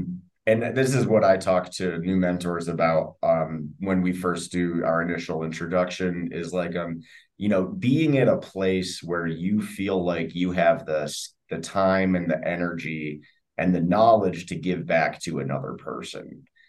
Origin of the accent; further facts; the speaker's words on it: United States; I'm from the States there for a moment.